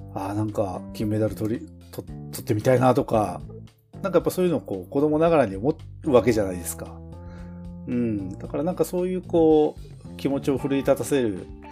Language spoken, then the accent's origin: Japanese; Tokachi, Hokkaido, Japan; 僕らはあの、まあ十勝に生まれ育ちましたけども